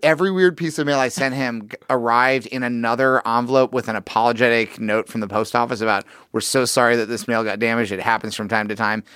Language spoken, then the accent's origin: English; Missouri, United States; I'm from Missouri